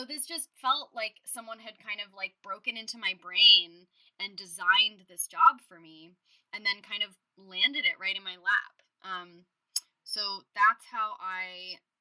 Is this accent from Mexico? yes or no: no; Los Angeles, California, United States; moved away as an adult; also born or lived in New York; I'm from Los Angeles, and I spent 10 plus years in New York. And then when I moved back to LA in 2018